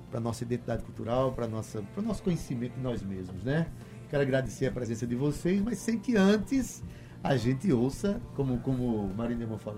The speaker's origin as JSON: {"language": "Portuguese", "town": "Itabaiana", "region": "Paraíba", "country": "Brazil", "tie": "born or raised there", "said": "Nasceu lá na minha cidade, lá em Itabaiana, Academia de Cordel."}